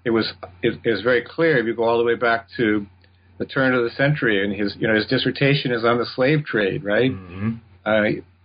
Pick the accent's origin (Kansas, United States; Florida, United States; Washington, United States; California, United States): California, United States; Yeah, well, I was born in San Diego, California, out on the West Coast in the last year of the 1950s. Oh. Grew up in Southern California.